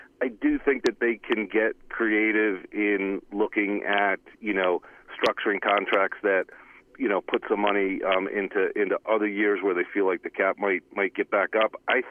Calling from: Cranford, New Jersey, United States; from Cranford, my friends.

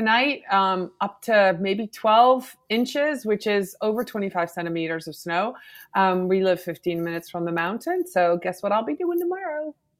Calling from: Pittsfield, Vermont, United States; I'm in Vermont, Pittsfield, a little teeny tiny town north of Killington, Vermont.

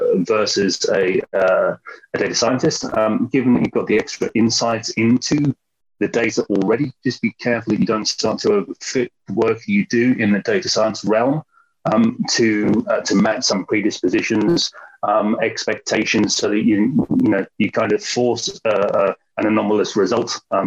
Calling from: London, United Kingdom; Evening, everybody. I'm here from London in the UK.

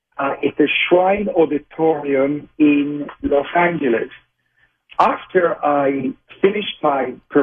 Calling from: Jaffa, Tel Aviv District, Israel; I'm speaking from Israel, which of course is the Holy Land. I'm based in Old Jaffa, which is adjacent to Tel Aviv.

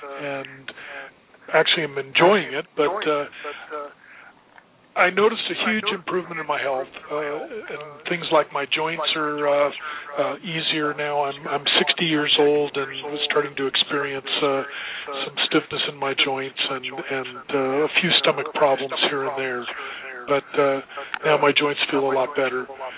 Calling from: Los Angeles, California, United States; Calling from L.A.

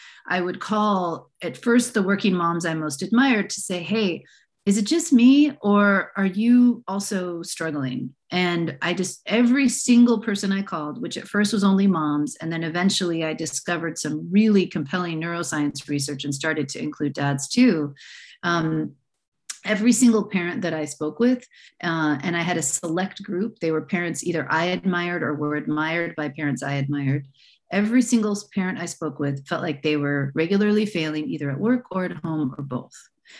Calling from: San Francisco, California, United States; I'm calling in from the San Francisco Bay Area. And I am a bit of a rare bird in that my family is fourth generation from San Francisco.

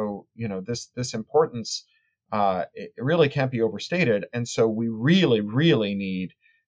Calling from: Burbank, California, United States; I'm in my garage and at home, my home office in Burbank, California, a little town on the outskirts of Los Angeles.

